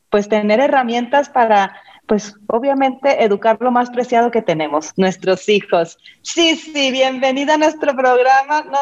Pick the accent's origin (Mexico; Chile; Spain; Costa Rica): Mexico; Mexico City; Soy de la Ciudad de México.